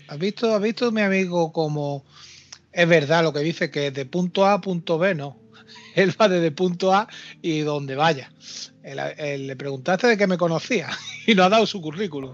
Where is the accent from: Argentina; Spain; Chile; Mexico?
Spain; Málaga, Andalusia; somos compatriotas aquí malagueños